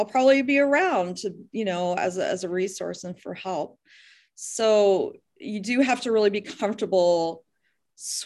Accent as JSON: {"language": "English", "area": "near Dayton", "region": "Ohio", "country": "United States", "tie": "born or raised there", "also_born_or_lived": "Columbus, Ohio / Toledo, Ohio", "moved": "as an adult", "lives_now": "Deer Isle, Maine, United States", "said": "I came from Columbus, here from Columbus, Ohio, and I grew up near Dayton."}